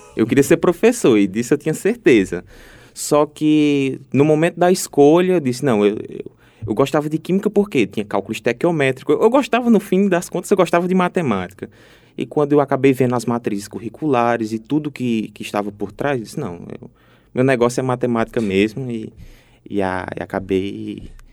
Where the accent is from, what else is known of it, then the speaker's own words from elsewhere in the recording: Ceará, Brazil; moved away as an adult; now in Paraíba, Brazil; eu sou cearense